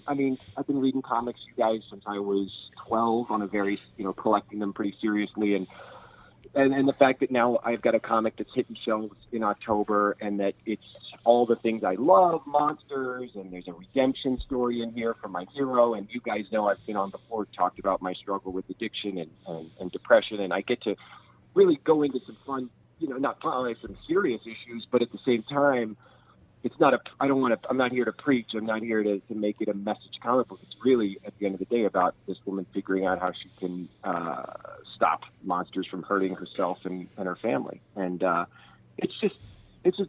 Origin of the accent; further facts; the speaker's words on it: Kansas City, United States; I grew up in Kansas City